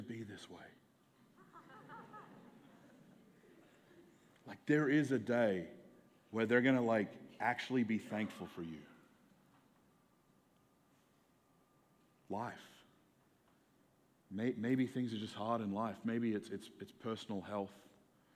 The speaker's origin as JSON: {"language": "English", "country": "Australia", "tie": "born or raised there", "also_born_or_lived": "Seattle area, United States / Albuquerque, NM, United States", "moved": "as an adult", "lives_now": "United States", "said": "I grew up in Australia, where like the sun doesn't go away for more than 2 hours for like 9 months of the year."}